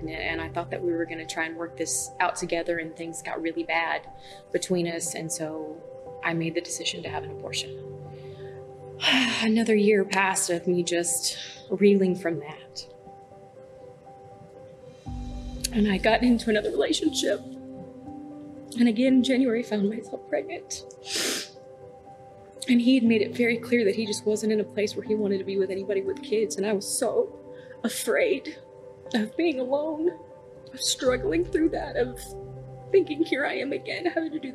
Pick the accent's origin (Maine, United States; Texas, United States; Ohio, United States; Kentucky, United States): Texas, United States; North; moved away as an adult; now in Norman, United States; I was originally from North Texas, grew up down there, moved here about 5.5 years ago